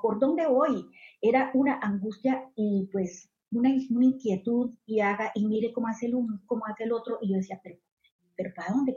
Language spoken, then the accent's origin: Spanish; Colombia; moved away as an adult; now in Southern California, United States; yo soy colombiana, eh, soy inmigrante, actualmente hace 14 años vivo en Estados Unidos, acá en el sur de California.